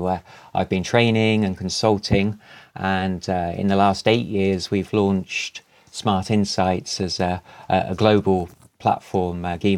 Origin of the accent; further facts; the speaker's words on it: England, United Kingdom; We've got around 30 regional accents in England, so I hope mine works for you and the listeners.